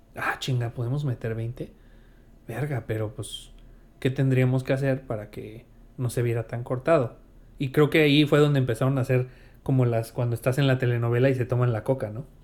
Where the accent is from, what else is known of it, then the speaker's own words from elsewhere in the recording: Mexico; uno como mexicano